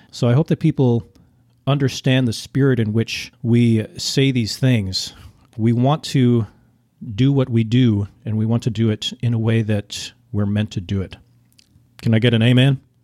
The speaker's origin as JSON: {"language": "English", "region": "Minnesota", "country": "United States", "tie": "born or raised there", "said": "I grew up in Minnesota"}